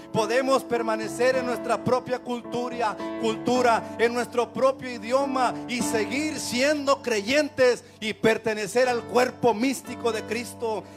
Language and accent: Spanish; Mexico; now in United States; nosotros como mexicanos